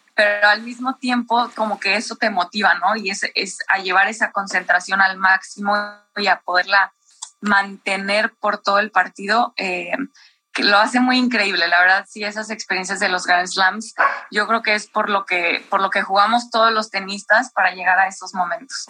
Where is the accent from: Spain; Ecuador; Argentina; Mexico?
Mexico; como somos mexicanos